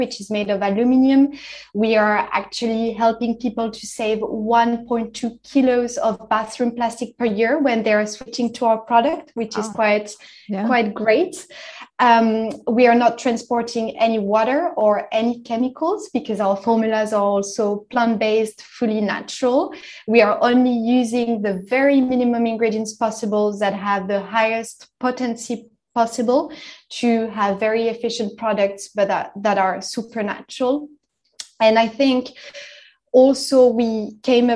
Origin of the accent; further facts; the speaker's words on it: France; now in London, United Kingdom; I'm originally from France. I grew up in the French Alps